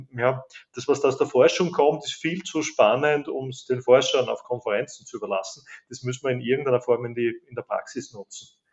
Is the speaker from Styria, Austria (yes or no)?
yes; Graz, Styria, Austria; Geburts- und Wahlheimat Graz, Österreich